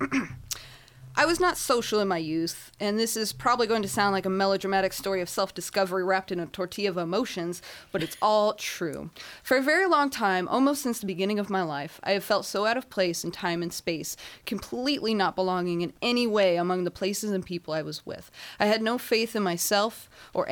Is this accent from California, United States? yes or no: yes; Inland Empire, California, United States; I hail from the Inland Empire